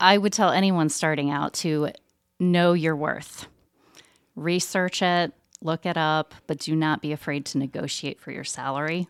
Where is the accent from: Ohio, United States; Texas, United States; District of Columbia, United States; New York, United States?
Ohio, United States; Southeastern; moved away as an adult; also born or lived in Danville, Kentucky / Strasbourg, France / Indiana; now in Muncie, United States; I'm actually originally from Southeastern Ohio.